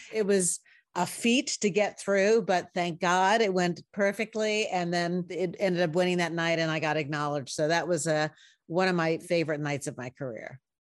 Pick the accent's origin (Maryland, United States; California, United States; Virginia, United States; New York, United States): New York, United States; I'm a New Yorker.